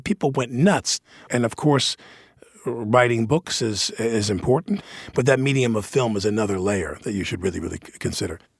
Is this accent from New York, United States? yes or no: yes; New York, United States; being a New Yorker